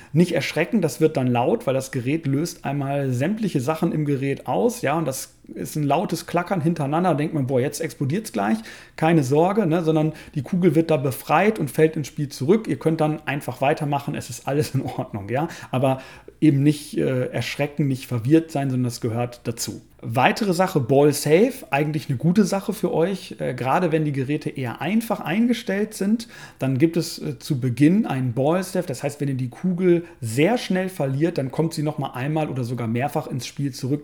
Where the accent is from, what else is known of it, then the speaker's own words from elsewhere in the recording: Germany; hier bei uns in Deutschland